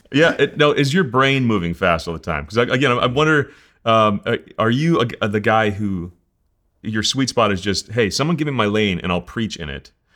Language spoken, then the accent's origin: English; New Jersey, United States; now in Colorado, United States; I'm from New Jersey. I talk so fast.